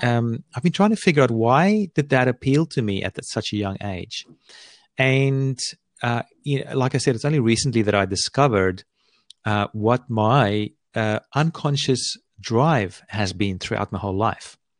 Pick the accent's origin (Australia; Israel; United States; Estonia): Australia; I live here on, on the east coast of Australia